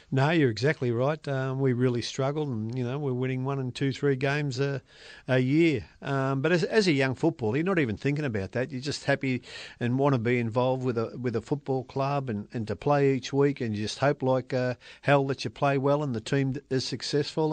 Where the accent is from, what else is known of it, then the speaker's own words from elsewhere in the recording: Melbourne, Victoria, Australia; I was brought up in Station Street, Carlton